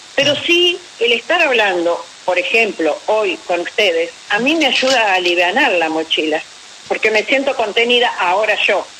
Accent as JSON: {"language": "Spanish", "town": "Paraná", "region": "Entre Ríos", "country": "Argentina", "also_born_or_lived": "Buenos Aires", "moved": "yes", "said": "yo soy de Paraná"}